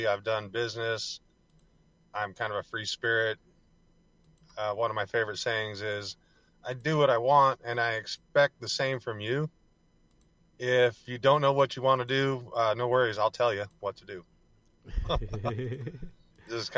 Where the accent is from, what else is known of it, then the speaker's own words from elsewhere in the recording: Central Coast of California, United States; also born or lived in Santa Barbara / Washington / Oregon; I am originally from the Central Coast of California